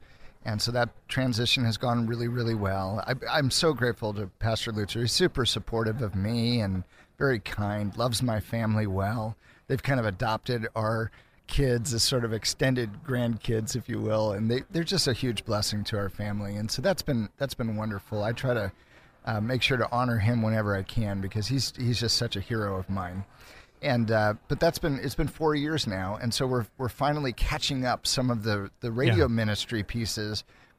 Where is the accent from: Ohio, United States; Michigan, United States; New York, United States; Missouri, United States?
Ohio, United States; Cleveland; now in Chicago, United States; I grew up in the Cleveland area, and I'm the oldest of six kids.